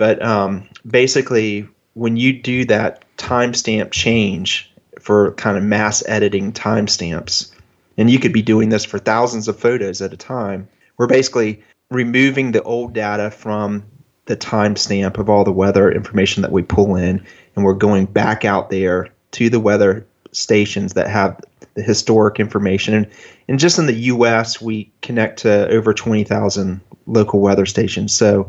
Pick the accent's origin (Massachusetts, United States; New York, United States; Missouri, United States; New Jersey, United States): New York, United States; Rochester; born there; So I was born in 1970 in Rochester, New York.